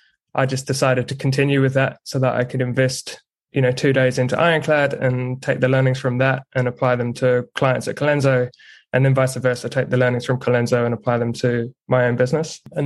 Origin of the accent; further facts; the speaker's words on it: Ipswich, East of England, United Kingdom; moved away as an adult; also born or lived in Hull / Berlin; Yeah. So I'm born and bred in Ipswich in England. I've now got a fiance who's Kiwi, hence the, I don't even know, mutt of an accent, I guess. And yeah, spent 18 years in the UK